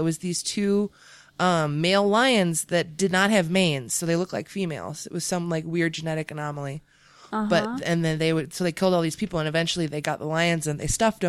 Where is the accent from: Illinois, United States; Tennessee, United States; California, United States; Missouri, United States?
Illinois, United States; Chicago; I grew up in Chicago.